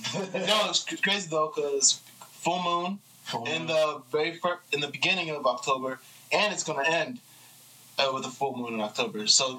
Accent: United States; I was born in America.

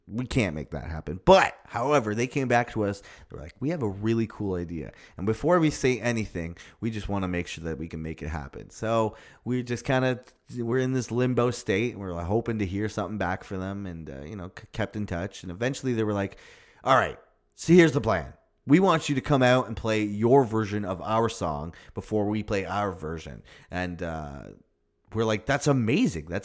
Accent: Toronto, Ontario, Canada; We're from Toronto.

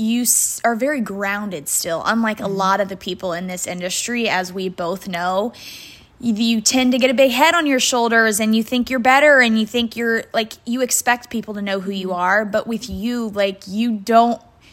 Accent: Midwest, United States; I feel like we were raised very similar in the Midwestern culture.

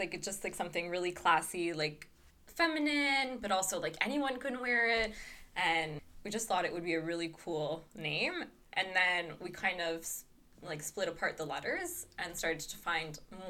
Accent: Quebec, Canada; I am turning 25 in 2 months, in April. I am half Quebecer, French-Canadian, as I'd like to say, and half Italian.

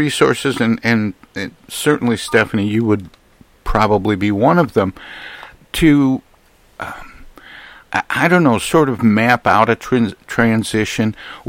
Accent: Michigan, United States; moved away; my home state of Michigan

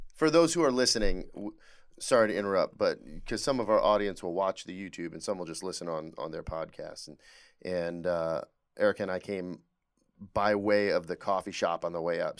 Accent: Hadley, Michigan, United States; Hadley, named after my hometown in Michigan

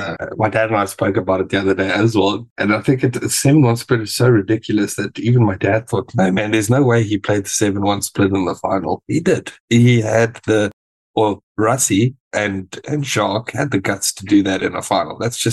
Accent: South Africa; Well, as a South African

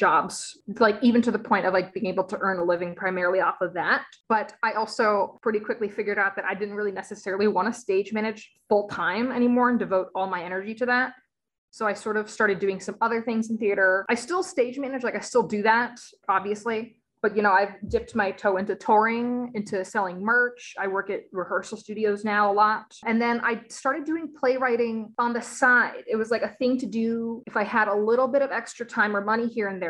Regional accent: South Florida, United States; born or raised there; moved away

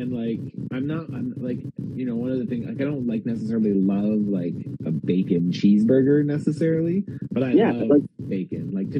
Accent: Windsor, Ontario, Canada; accent: sounded American; moved away; also born or lived in Vancouver; We grew up in Windsor, which is a border city to Detroit. Sure. And I know that when I moved to Vancouver, a lot of people said I sounded American.

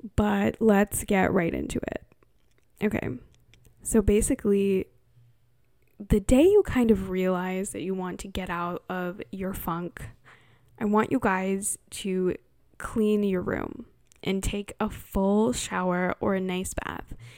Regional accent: California, United States; born or raised there

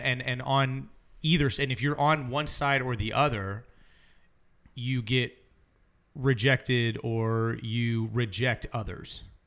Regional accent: Alabama, United States; I was born in Alabama, and so I have family that lives there still.

